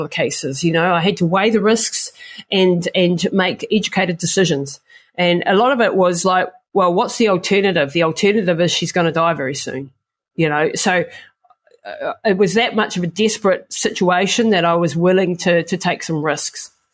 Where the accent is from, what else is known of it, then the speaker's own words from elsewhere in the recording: New Zealand; I come from the Maori culture in New Zealand